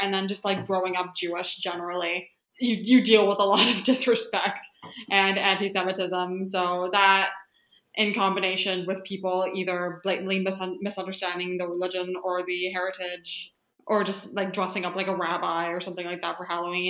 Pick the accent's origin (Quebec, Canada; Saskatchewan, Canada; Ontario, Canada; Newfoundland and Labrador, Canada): Saskatchewan, Canada; Regina; moved away as an adult; now in Montreal, Canada; My pronouns are she, her. I'm from Regina, Saskatchewan, but I just moved to Montreal last year for grad school, and I'm here for however long I'm going to be here.